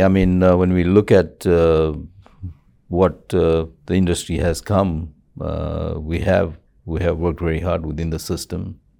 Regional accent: Zambia; now in Los Angeles, United States; And I came to Los Angeles from Zambia, from Africa, in 72, and got into the insurance industries in 76

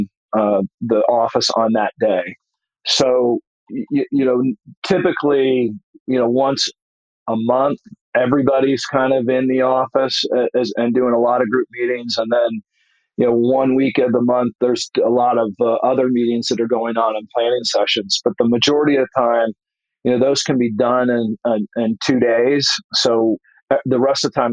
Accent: Dayton, Ohio, United States; moved away; That's my hometown

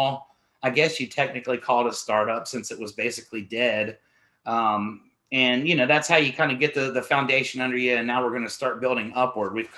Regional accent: Columbus, Ohio, United States; moved away; I lived in Columbus, Ohio. It's my hometown, born and raised

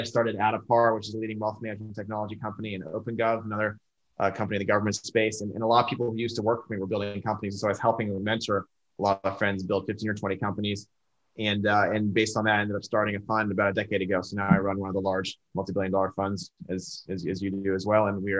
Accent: Bay Area, California, United States; moved away as an adult; now in Austin, United States; I grew up in the Bay Area at Stanford Computer Science.

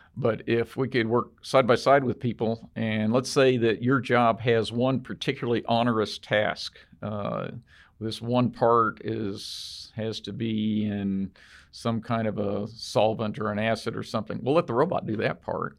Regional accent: Texas, United States; we're from Texas

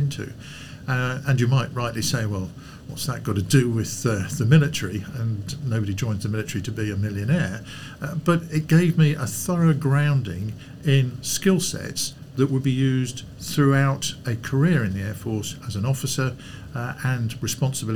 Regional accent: Lincolnshire, East Midlands, United Kingdom; I grew up in Lincolnshire

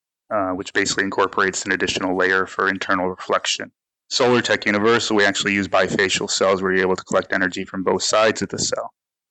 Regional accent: Detroit, Michigan, United States; moved away as an adult; now in South Florida, United States; I grew up in the Detroit area, Michigan

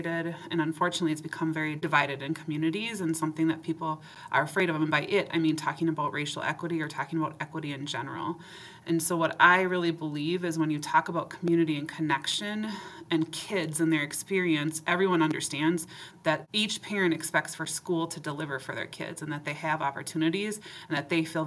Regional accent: Forest Lake, Minnesota, United States; also born or lived in Maplewood, Minnesota; I grew up in Minnesota and called Maplewood home. Forest Lake was where I grew up.

